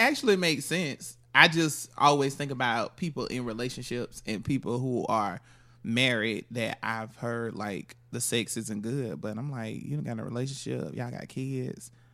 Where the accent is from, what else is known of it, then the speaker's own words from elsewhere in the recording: Florida, United States; I'm from Florida